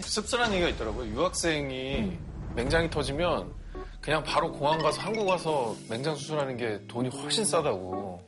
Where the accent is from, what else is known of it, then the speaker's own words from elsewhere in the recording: Ulsan, South Korea; 제 고향의 울산이 인구가 100만이 넘어가는데도